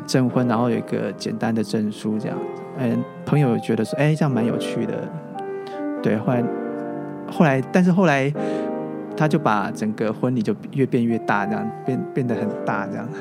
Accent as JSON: {"language": "Chinese", "region": "Taoyuan", "country": "Taiwan", "tie": "born or raised there", "moved": "as an adult", "lives_now": "Taipei, Taiwan", "said": "我老家在桃园嘛，是。我一个人在台北 居住嘛，所以可能异乡背景。"}